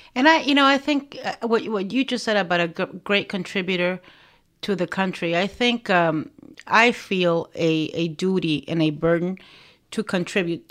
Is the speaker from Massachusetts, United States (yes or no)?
no; Miami, Florida, United States; also born or lived in Nicaragua; I, um, settled in Miami and I grew up in Miami